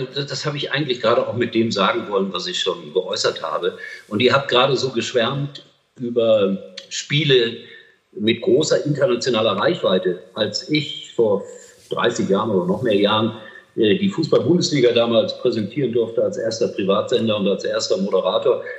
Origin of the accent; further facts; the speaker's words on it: Gelsenkirchen, North Rhine-Westphalia, Germany; das ist meine Heimat. Ich bin gebürtiger Schalker und ich betone Schalker und nicht Gelsenkirchner